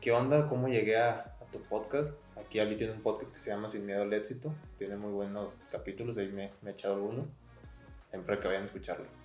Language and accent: Spanish; Sinaloa, Mexico; now in Guadalajara, Mexico; te comenté, soy de Sinaloa, pero pues, estoy aquí en Guadalajara.